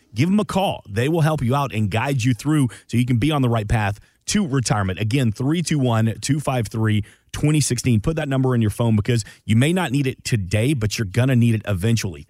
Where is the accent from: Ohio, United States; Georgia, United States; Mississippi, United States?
Georgia, United States; Atlanta; I was born and raised in Atlanta.